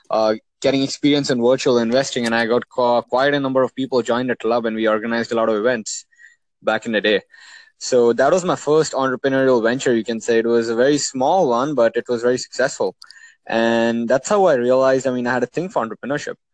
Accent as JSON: {"language": "English", "country": "Oman", "tie": "born or raised there", "also_born_or_lived": "India", "said": "Well, so I mean, I grew up in Oman, uh, and I'm from India."}